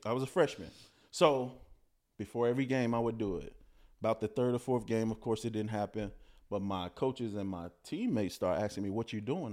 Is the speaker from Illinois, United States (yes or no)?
yes; Chicago, Illinois, United States; growing up in Chicago, I was born in the Cabrini Greenhousing Projects